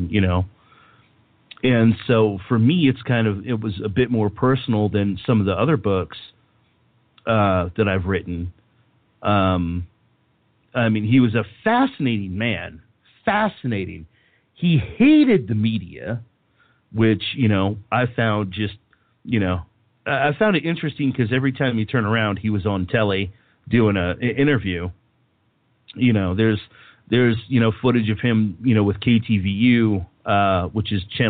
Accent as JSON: {"language": "English", "region": "California", "country": "United States", "said": "I'm from the Bay Area, and the People's Temple was a Bay Area thing."}